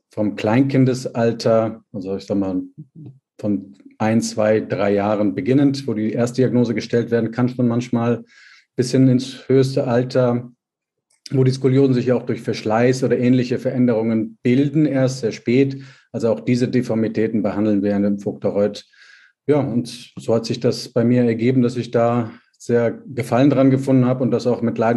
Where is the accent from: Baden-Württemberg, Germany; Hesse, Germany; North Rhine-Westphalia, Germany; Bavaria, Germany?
North Rhine-Westphalia, Germany; Bonn; habe also ähm, die Basischirurgie in der Orthopädie gelernt in meiner Heimatstadt Bonn